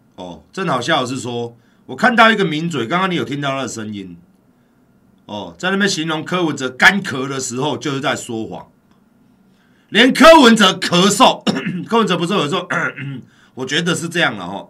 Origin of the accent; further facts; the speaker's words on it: Taiwan; 我们台湾人